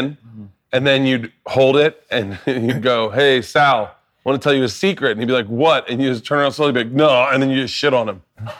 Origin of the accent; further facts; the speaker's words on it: Florida, United States; I grew up in Florida.